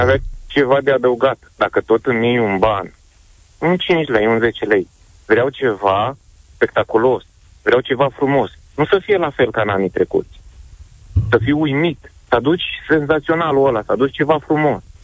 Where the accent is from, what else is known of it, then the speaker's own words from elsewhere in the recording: Brașov, Brașov County, Romania; Sunt din Brașov